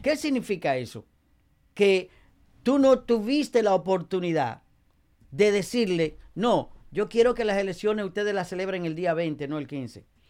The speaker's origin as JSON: {"language": "Spanish", "country": "Dominican Republic", "moved": "yes", "lives_now": "Passaic, United States", "said": "en mi país"}